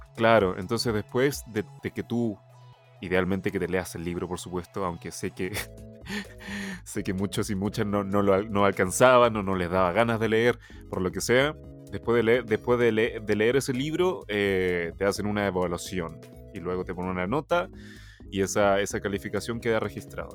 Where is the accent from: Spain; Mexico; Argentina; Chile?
Chile; Spanish is a second language; also born or lived in China; yo llegué a Chile cuando, bueno, para la gente que no sabe, yo nací en China, tengo nacionalidad china, vivo actualmente en Chile, pero yo llegué a Chile cuando tenía alrededor de 5 o 6 años, entonces no sabía nada de español